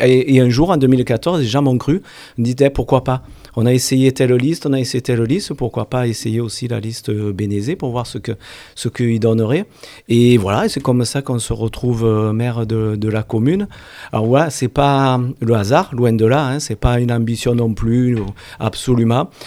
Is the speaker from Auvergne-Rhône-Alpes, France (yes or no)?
no; Alès, Occitania, France; also born or lived in Montpellier; je suis alésien à la base. Hein. Je suis né à Alès, à Saint-Christol depuis quand j'avais l'âge de 5 ans sur Saint-Christol